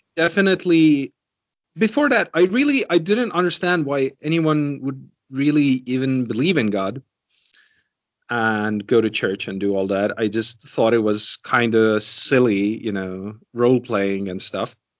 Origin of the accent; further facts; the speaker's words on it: Estonia; growing up in Estonia